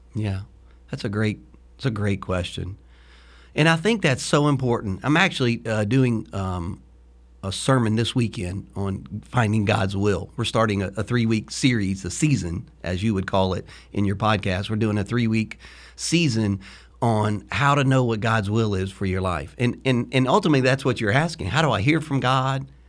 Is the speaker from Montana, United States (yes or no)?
no; Louisiana, United States; now in Florida, United States; when you're from Louisiana